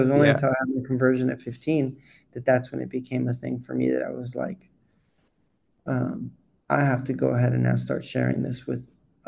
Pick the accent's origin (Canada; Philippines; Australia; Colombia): Colombia; born and raised in Colombia